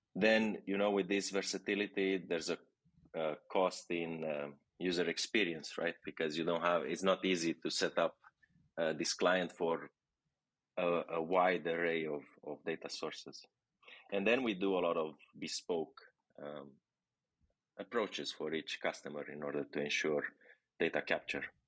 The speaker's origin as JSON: {"language": "English", "country": "Romania", "moved": "as an adult", "lives_now": "Barcelona, Spain", "said": "I'm from Romania."}